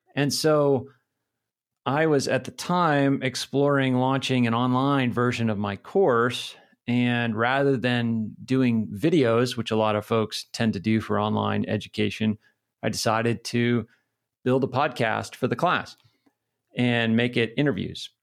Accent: New Hampshire, United States; moved away as an adult; also born or lived in Pennsylvania / California / Philadelphia / Connecticut; now in Missoula, United States; I grew up in New Hampshire

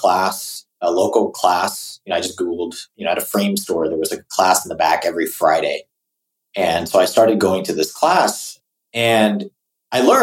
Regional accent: Singapore; moved away; also born or lived in California; I grew up in Singapore

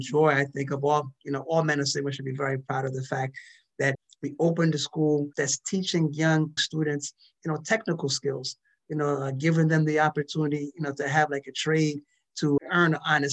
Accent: DR Congo; moved away; I was born in Zaire

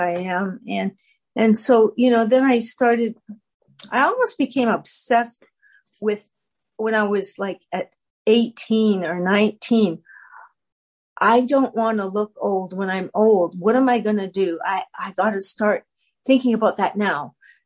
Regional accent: Canada; I'm a Canadian

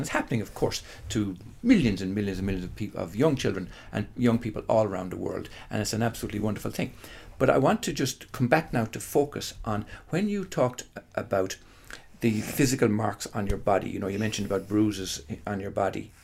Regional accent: Ireland; living in Holy Catholic Ireland

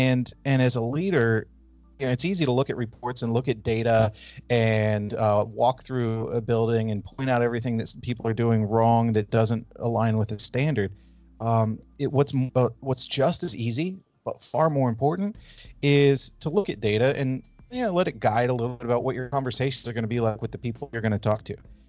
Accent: California, United States; So I grew up in Northern California.

